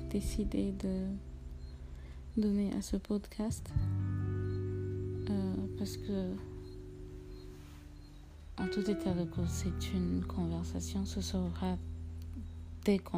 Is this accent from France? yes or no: no; Togo; moved away; je suis togolaise, je vis quelque part dans le monde